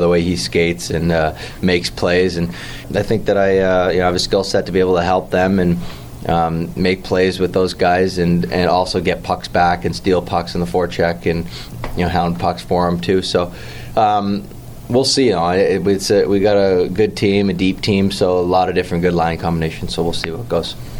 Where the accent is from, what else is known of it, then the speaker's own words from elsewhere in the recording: Toronto, Ontario, Canada; growing up in Toronto, like uh, we're all Leaf fans growing up